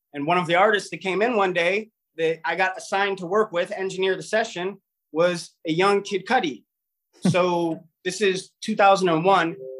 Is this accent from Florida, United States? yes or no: no; Cleveland, Ohio, United States; We're from Cleveland, Ohio. I'm I'm from Cleveland